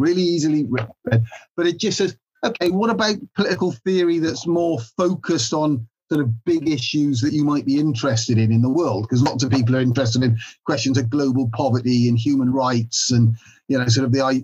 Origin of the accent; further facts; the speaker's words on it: Builth Wells, Wales, United Kingdom; also born or lived in Swansea; now in Cardiff, United Kingdom; I'm Welsh through and through in that way. I grew up in Mid Wales in a little place called Bilth Wells.